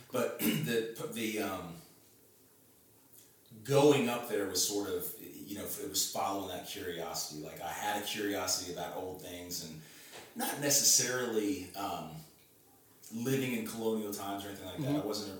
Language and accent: English; Memphis, Tennessee, United States; moved away as an adult; also born or lived in Rockland, Maine; now in Thompson's Station, United States; I grew up in Memphis